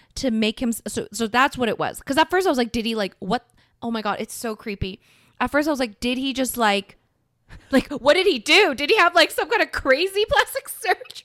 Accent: South Korea; moved away

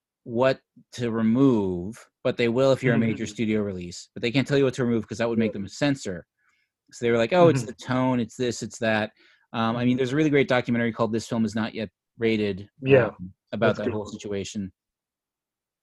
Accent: Clarenville, Newfoundland and Labrador, Canada; when I was growing up in Newfoundland

